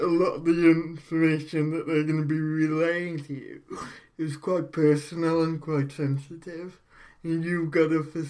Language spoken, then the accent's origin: English; Port Talbot, Wales, United Kingdom; I'm from Port Talbot, so it has been a way of life here for so many years.